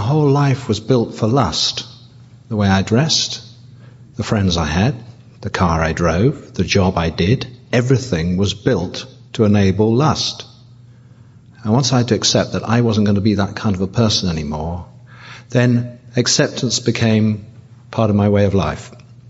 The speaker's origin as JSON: {"language": "English", "region": "England", "country": "United Kingdom", "said": "I'm …. I'm a sexaholic from England."}